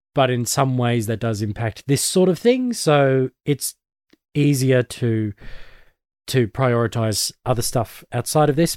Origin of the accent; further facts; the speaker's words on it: Australia; I'm one of the Aussie nerds